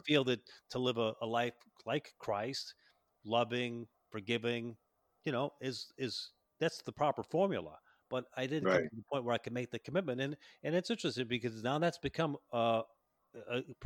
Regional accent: Chicago, Illinois, United States; moved away; I was born and raised in Chicago

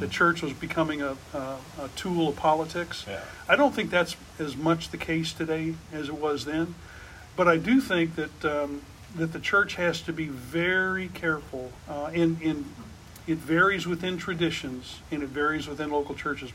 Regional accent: near Shiloh, Illinois, United States; when I was a pastor in Shiloh, Illinois, uh, which was near my hometown

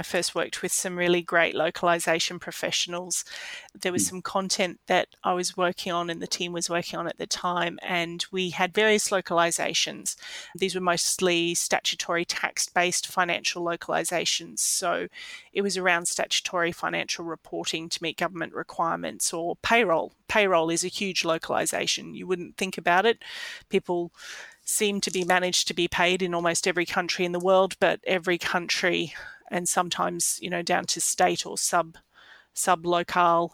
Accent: Australia; I expect as an Australian

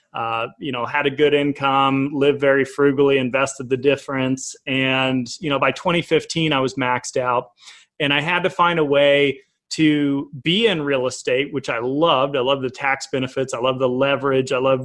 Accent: Colorado, United States; also born or lived in Tulsa, Oklahoma; I was born in Tulsa. We'll start there when, you know, up to 4 years old. Came into Colorado

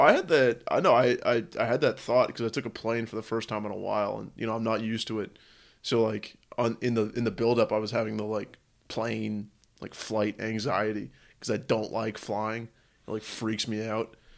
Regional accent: San Francisco, California, United States; my whole life growing up in San Francisco

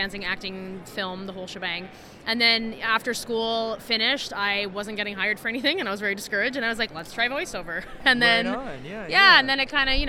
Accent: Montreal, Quebec, Canada; I'm from Montreal

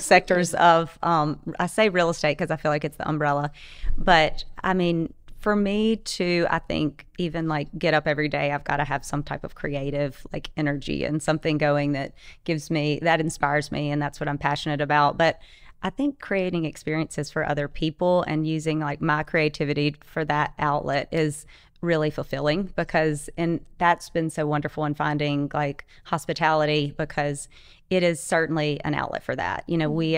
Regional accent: Delta area, North Louisiana, United States; moved away as an adult; also born or lived in Florida; now in Ocean Springs, United States; we're originally from Louisiana

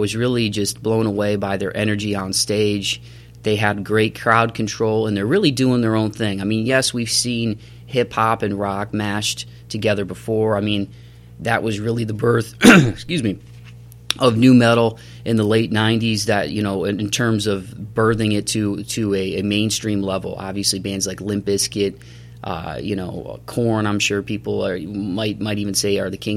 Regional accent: Toledo, Ohio, United States; I grew up in Toledo, Ohio.

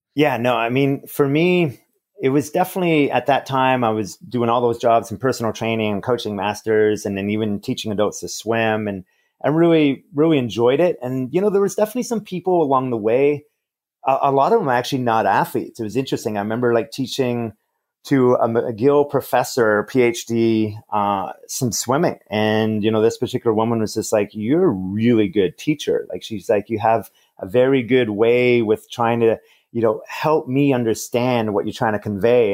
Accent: Montreal, Quebec, Canada; Growing up in Montreal, Canada

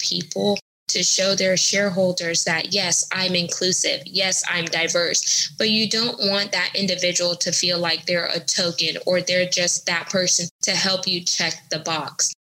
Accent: United States; I'm American, I'm first generation American because my parents are Caribbean descent

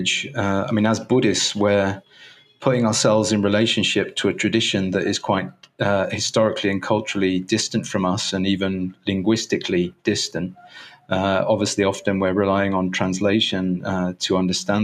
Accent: England, United Kingdom; moved away as an adult; now in Cuernavaca, Mexico; I've decided that I've actually gone forth from being English. So although I still have a British passport

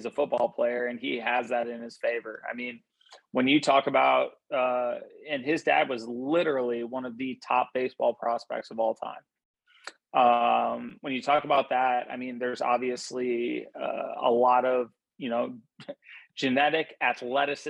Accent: Madison, Wisconsin, United States; moved away; I grew up in Madison, Wisconsin, when my dad was the defensive coordinator at Wisconsin.

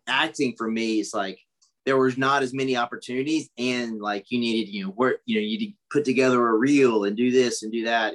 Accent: Pageland, South Carolina, United States; moved away; also born or lived in Charlotte, North Carolina; I grew up in a really, really small town in South Carolina, Pageland

